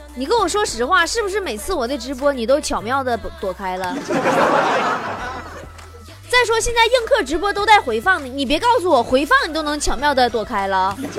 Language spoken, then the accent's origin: Chinese; Northeast China, China; 作为一个东北人